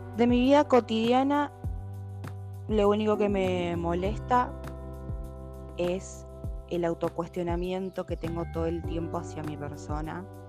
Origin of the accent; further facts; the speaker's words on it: Santo Tomé, Argentina; Soy de Santo Tomé, nacida acá en Santo Tomé y vivo en Santo Tomé.